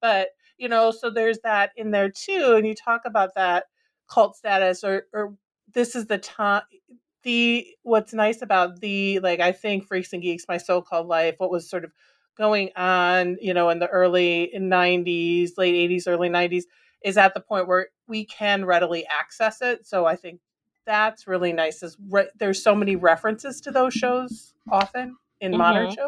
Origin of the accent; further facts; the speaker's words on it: Minnesota, United States; And growing up in Minnesota, you know, I also love, like, right?